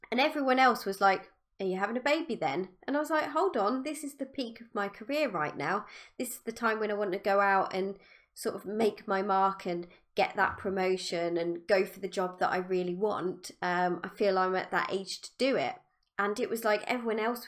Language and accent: English; United Kingdom; I'm British